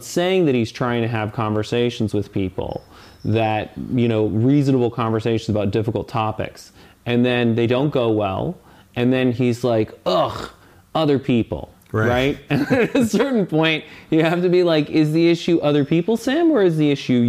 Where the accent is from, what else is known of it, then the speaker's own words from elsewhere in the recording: Saudi Arabia; born there; And I was born in Saudi Arabia. I lived in, you know, a little bit in the Middle East.